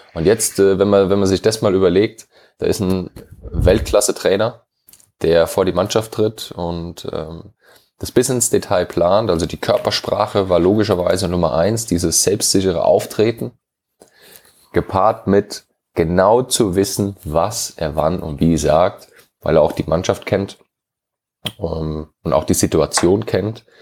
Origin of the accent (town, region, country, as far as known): Hesse, Germany; moved away; also born or lived in London, United Kingdom